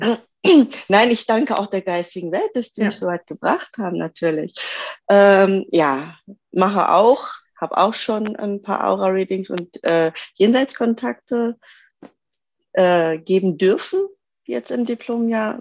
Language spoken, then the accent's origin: German; Göttingen, Lower Saxony, Germany; Ich komme aus dem Raum Göttingen, aus Niedersachsen.